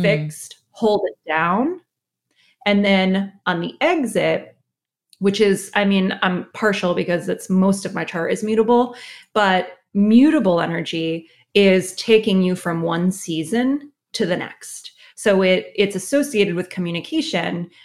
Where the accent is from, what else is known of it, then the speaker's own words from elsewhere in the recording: Connecticut, United States; I'm from Connecticut